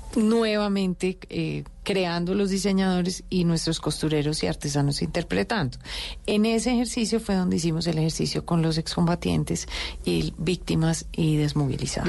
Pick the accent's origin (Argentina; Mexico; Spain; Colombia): Colombia; Me siento responsable como colombiana